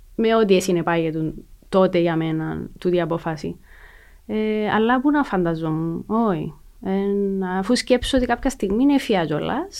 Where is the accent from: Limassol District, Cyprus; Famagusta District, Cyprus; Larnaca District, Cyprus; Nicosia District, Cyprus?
Nicosia District, Cyprus; Lakatamia; also born or lived in Kaimakli; γεννήθηκα στη Λακατάμια, ε, όπου και έζησα, μέχρι τα 22 μου, 23 μου.